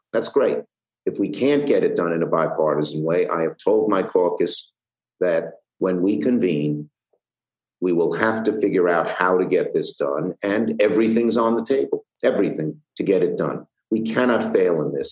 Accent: New York City, New York, United States; I'm from Brooklyn

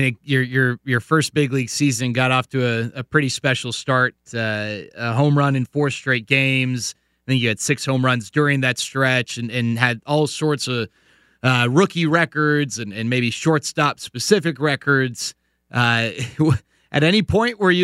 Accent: the Metroplex, Texas, United States; like a lot of us who grew up in the Metroplex

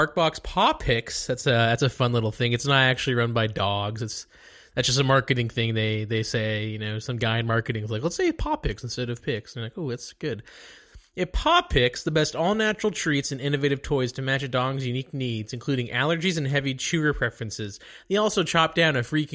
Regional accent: Dallas, Texas, United States; I'm from Dallas

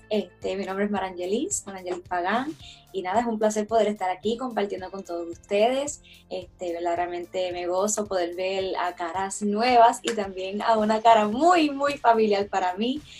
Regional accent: Toa Alta, Puerto Rico; also born or lived in Río Piedras; now in Lebanon, United States; nací en Río Piedras, Puerto Rico, soy de Toalta Alta, pero actualmente vivo en Lebanon, Pensilvania.

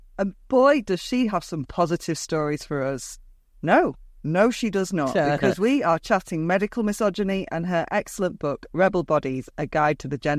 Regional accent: United Kingdom; I'm British.

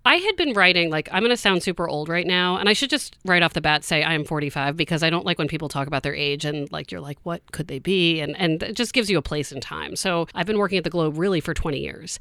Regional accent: Maryland, United States; now in Boston, United States; I'm from Maryland, so I'm not from Boston

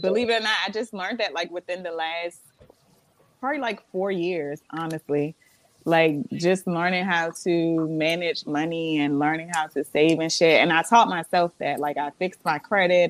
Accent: Montgomery County, Maryland, United States; also born or lived in Florida; I was raised in Florida, but I grew up in Maryland. I'm a Maryland girl at heart. I was born here

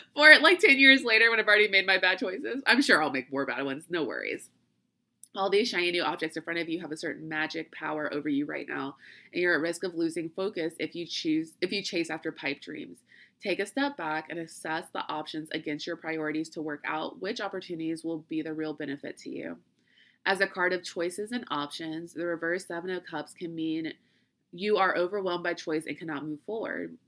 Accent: Louisiana, United States; I'm from Louisiana

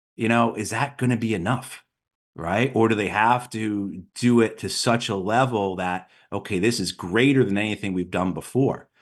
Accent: New York, United States; I grew up in New York

